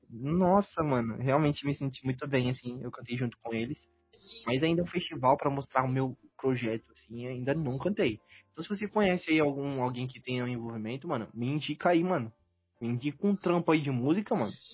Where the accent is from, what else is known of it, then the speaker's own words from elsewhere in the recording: Northeast Region, Brazil; Eu sou do Nordeste, ele é do Sul.